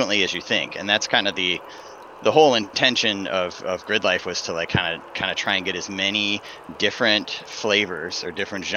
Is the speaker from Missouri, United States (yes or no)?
no; Northville, Michigan, United States; moved away as an adult; also born or lived in Detroit, Michigan / Grand Rapids area, Michigan; now in Chicago, United States; I'm from Northville, I guess, technically, is where I went to high school